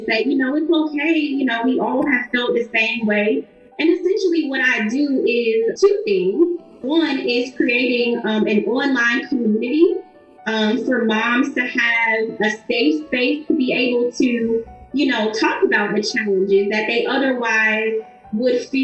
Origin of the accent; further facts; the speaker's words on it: Ohio, United States; my home state